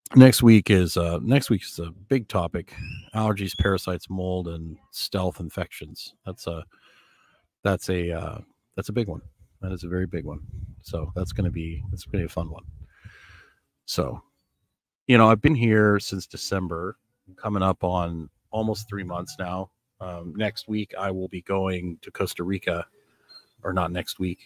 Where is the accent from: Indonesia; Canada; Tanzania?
Canada; Northern Canada; also born or lived in Florida; now in Nicaragua; growing up in Northern Canada